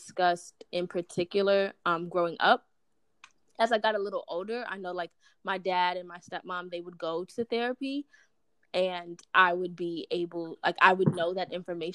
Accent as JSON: {"language": "English", "town": "New York City", "region": "New York", "country": "United States", "tie": "born or raised there", "said": "I grew up in Brooklyn, New York with my mom and grandma."}